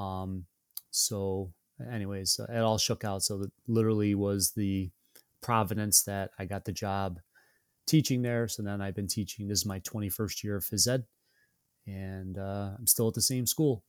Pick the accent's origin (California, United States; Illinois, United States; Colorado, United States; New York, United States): New York, United States; Syracuse; born and raised in Syracuse